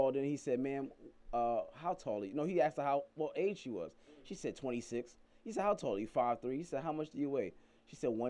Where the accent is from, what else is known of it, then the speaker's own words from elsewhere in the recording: New York, United States; I'm from New York.